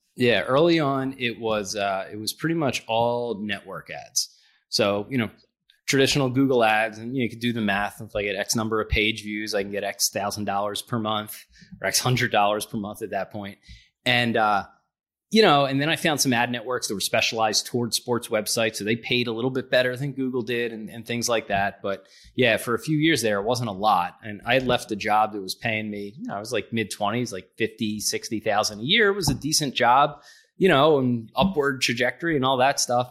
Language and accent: English; Philadelphia, Pennsylvania, United States; I'm from Philadelphia